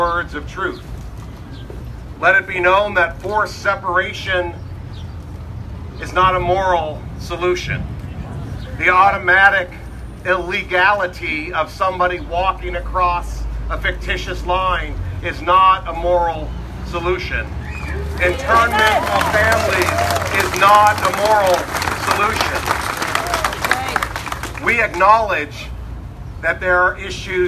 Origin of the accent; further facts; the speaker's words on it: United States; we are American